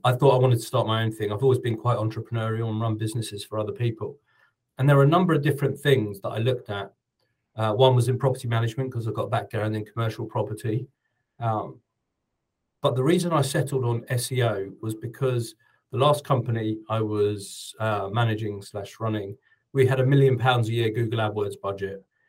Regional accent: United Kingdom; moved away as an adult; now in New Zealand; I'm British

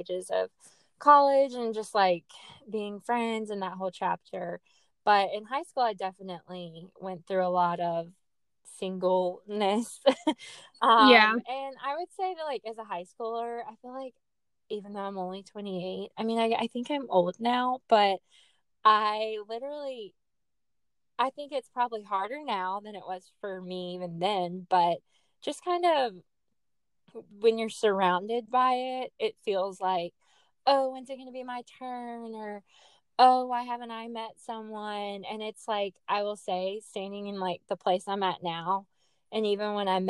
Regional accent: Jackson, Mississippi, United States; accent: Southern; I am a 28-year-old Southern gal, born and raised in Mississippi

